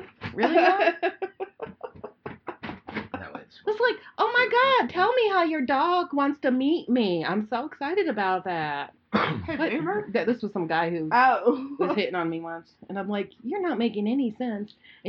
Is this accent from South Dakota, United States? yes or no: no; Pennsylvania, United States